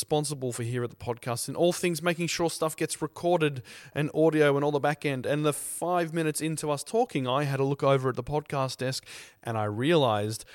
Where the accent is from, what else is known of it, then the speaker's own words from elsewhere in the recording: Melbourne, Victoria, Australia; I'm from Melbourne